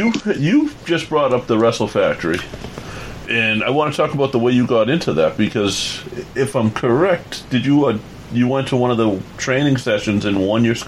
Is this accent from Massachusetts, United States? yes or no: yes; Boston, Massachusetts, United States; I'm from Boston.